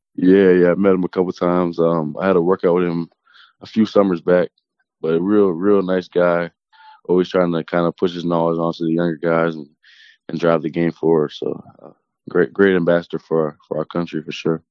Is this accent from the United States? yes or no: no; small town outside Toronto, Ontario, Canada; I grew up in like a small, small town, probably 30, 40 minutes outside Toronto